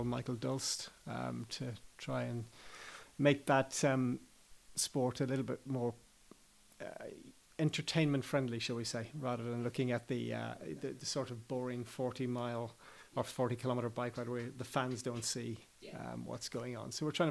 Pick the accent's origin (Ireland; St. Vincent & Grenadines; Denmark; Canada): Ireland; Clare, Munster; moved away as an adult; also born or lived in Limerick; now in Jersey; I'm from Clare. I was born in Limerick, but I'm a Clare man.